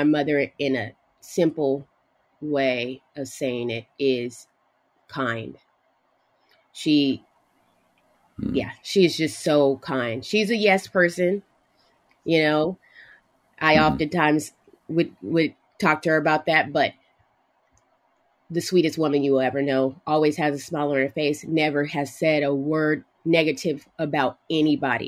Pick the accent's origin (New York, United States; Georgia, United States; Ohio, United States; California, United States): California, United States; Los Angeles; We grew up in Los Angeles